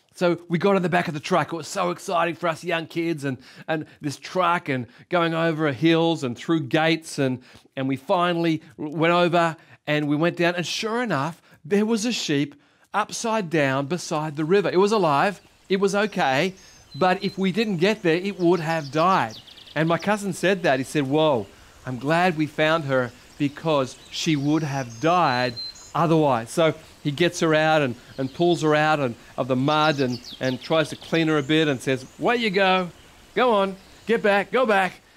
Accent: Sydney, New South Wales, Australia; I was born in Sy, uh, brought up in Sydney

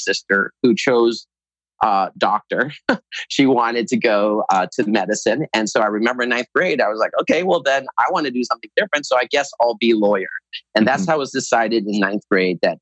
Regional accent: United States; I was born in the United States

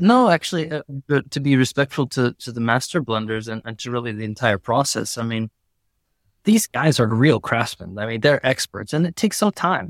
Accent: United States; now in Milan, Italy; as an American

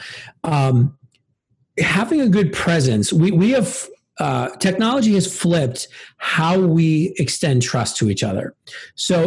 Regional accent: Milwaukee, Wisconsin, United States; now in Evanston, United States; Grew up on the south side of Milwaukee

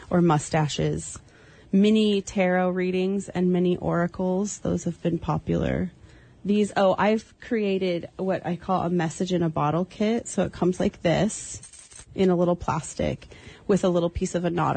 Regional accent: Sitka, Alaska, United States; also born or lived in Port Townsend, Washington; I was born in Sitka, Alaska, moved between here in Port Townsend, Washington, and landed back here

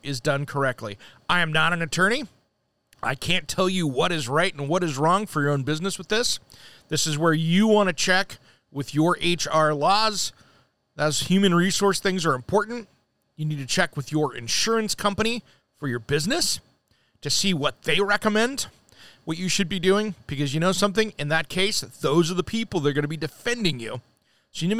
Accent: Oregon, United States; here in my hometown in Oregon

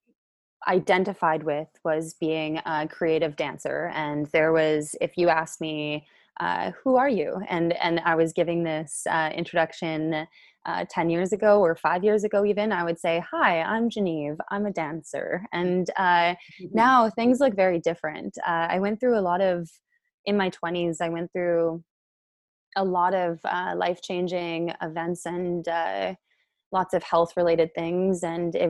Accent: Calgary, Alberta, Canada; originally I am born and raised in Calgary

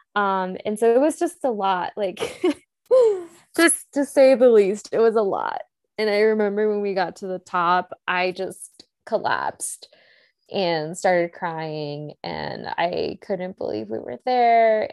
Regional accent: the South, United States; growing up in the South

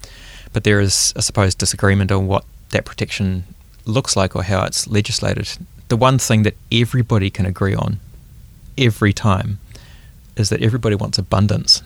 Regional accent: Auckland, New Zealand; I grew up in Auckland

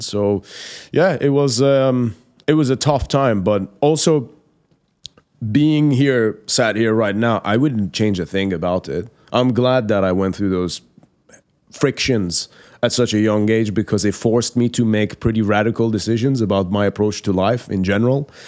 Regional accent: Iran; English is a second language; moved away; born and raised in Iran, in the Islamic Republic of Iran

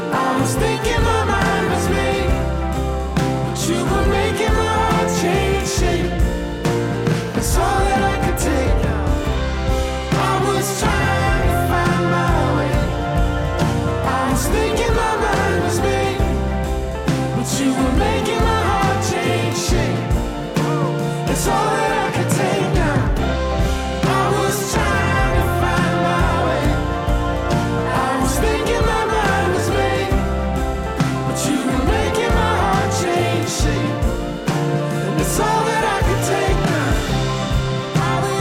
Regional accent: Ohio, United States; I'm a boy from Ohio

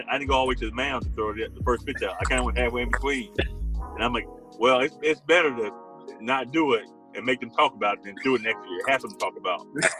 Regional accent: Tullahoma, Tennessee, United States; growing up in Tullahoma.

